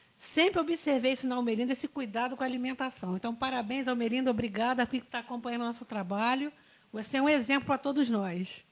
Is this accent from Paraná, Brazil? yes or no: no; Barra do Piraí, Rio de Janeiro, Brazil; moved away; Sou de Barra do Piraí